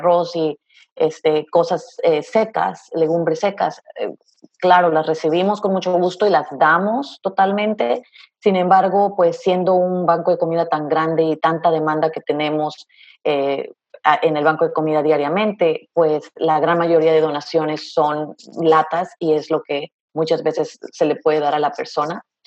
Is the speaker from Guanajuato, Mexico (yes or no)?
no; Veracruz, Mexico; moved away as an adult; also born or lived in Raleigh, North Carolina; now in United States; soy de México, orgullosamente veracruzana